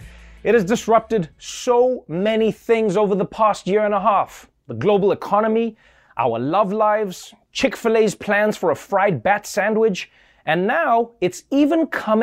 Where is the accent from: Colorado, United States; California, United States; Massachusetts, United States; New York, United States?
New York, United States; And as a New Yorker, I'm furious about the tables no longer being 6 feet apart.